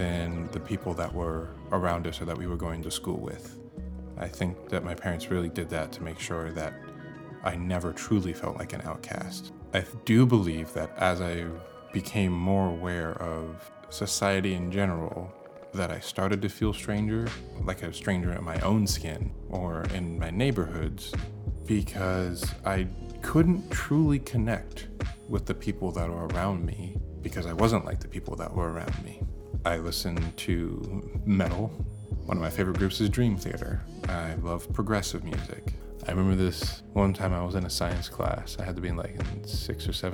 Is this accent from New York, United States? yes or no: no; Bethesda, Maryland, United States; now in Portland, United States; I was born in Bethesda, Maryland. I currently live in Portland, Oregon